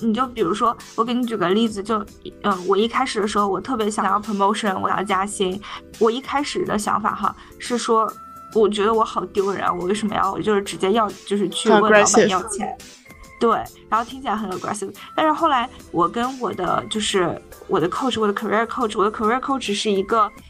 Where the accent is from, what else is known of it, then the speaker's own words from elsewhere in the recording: China; now in United States; 为什么我们中国人要戴口罩